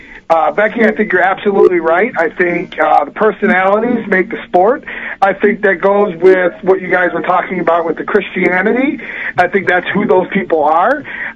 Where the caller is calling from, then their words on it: Illinois, United States; Hey, Pete … from Illinois.